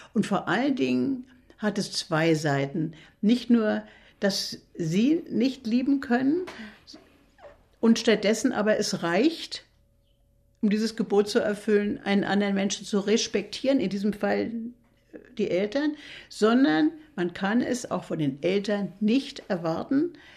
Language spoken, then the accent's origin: German; Berlin, Germany; now in Mecklenburg, Germany; Nun bin ich eine Berlinerin